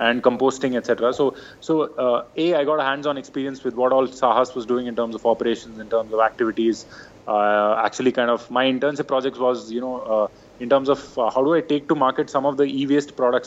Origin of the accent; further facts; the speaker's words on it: Bangalore, Karnataka, India; I was from Bangalore, so very different upbringing, very different culture